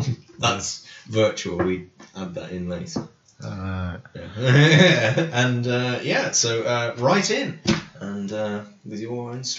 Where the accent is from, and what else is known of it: Cornwall, South West England, United Kingdom; now in Newark, United Kingdom